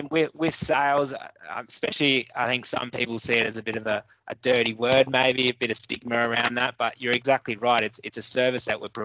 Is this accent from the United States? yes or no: no; Brisbane, Queensland, Australia; moved away as an adult; now in Newcastle, Australia; I've been in Newcastle probably 5-6 years now. Originally, I was from Brisbane.